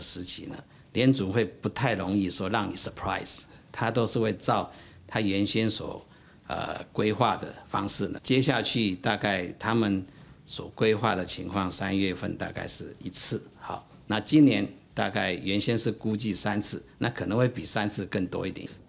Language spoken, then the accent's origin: Chinese; Taiwan; 是我们台湾人民自动自发的